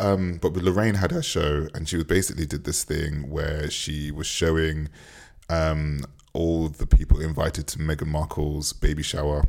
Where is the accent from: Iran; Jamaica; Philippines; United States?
Jamaica; as a Jamaican